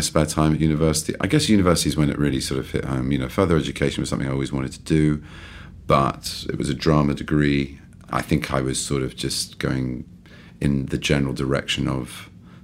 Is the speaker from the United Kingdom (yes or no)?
yes; London, United Kingdom; also born or lived in East Grinstead / Harrow; I was born and raised in London on and off. I went to boarding school, so a bit of East Grinstead and Harrow